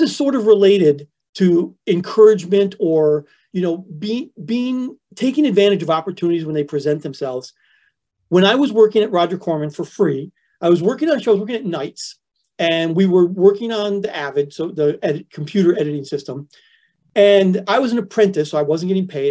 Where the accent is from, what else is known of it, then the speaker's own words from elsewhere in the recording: Flint, Michigan, United States; moved away as an adult; I grew up in Flint, Michigan, which is like the rustiest of the Rust Belt cities